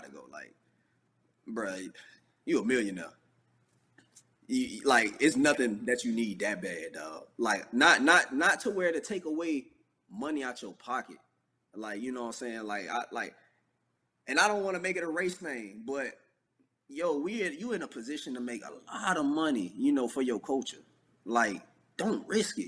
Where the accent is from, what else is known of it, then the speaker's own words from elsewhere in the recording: St. Petersburg, Florida, United States; moved away as an adult; also born or lived in Texas; I'm from St. Petersburg, Florida. Like, I'm a Floridian